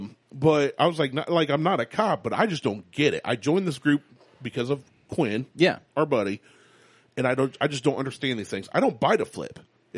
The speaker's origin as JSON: {"language": "English", "country": "United States", "said": "I'm an American"}